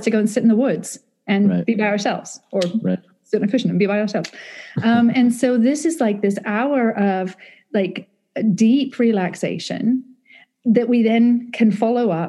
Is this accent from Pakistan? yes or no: no; United Kingdom; I'm British.